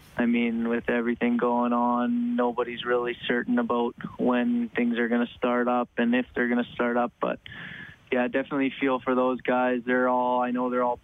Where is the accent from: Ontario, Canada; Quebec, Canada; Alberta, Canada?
Alberta, Canada; Canmore; growing up in Canmore, so pretty used to the small town lifestyle